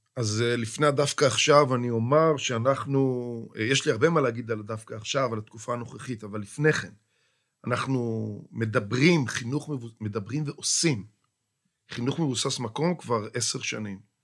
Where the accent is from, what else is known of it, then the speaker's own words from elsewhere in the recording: Kidron, Central District, Israel; אני נולדתי במושב קדרון, ושם גדלתי והקמתי את משפחתי במושב